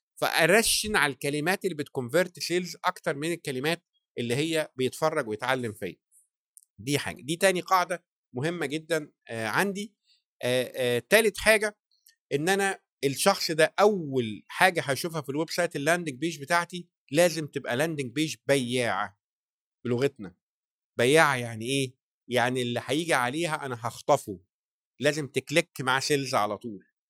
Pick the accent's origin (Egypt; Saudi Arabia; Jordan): Egypt; احنا كمجتمع مصري